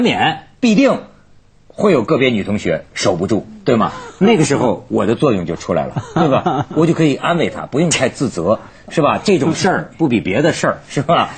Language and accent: Chinese; Hebei, China; 我，河北人是非常实在的